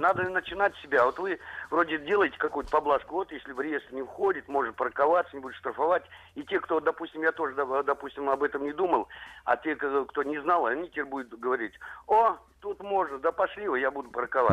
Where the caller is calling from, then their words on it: Moscow, Russia; я звоню из Москвы